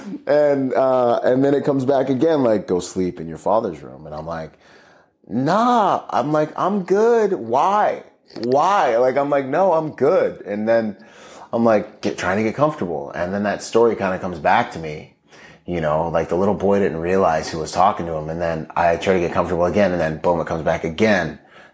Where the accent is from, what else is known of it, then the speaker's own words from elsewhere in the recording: Bahamas; moved away; also born or lived in Washington State; I grew up in the Bahamas